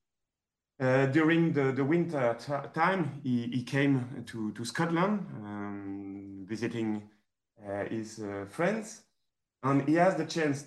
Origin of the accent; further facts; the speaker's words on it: Brittany, France; English is a second language; in Brittany, we are very proud of our country